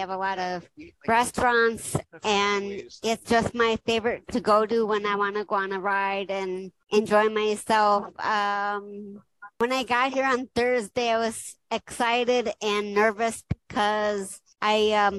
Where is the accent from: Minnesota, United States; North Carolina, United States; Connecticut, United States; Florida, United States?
Minnesota, United States; I'm from Minnesota